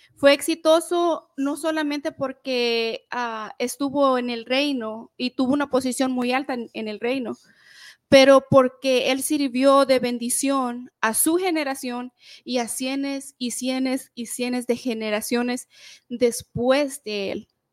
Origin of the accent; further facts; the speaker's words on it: El Salvador; nosotros somos del Salvador